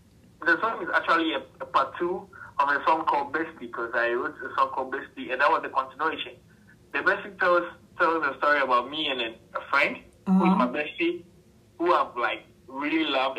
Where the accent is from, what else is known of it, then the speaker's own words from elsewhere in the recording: Accra, Greater Accra, Ghana; I grew up in Accra, which is the capital city of Ghana.